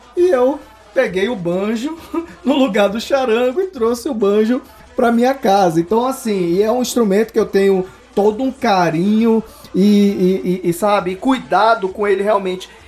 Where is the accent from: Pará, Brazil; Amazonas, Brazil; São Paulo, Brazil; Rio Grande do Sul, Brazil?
Amazonas, Brazil; Manaus; eu sou de Manaus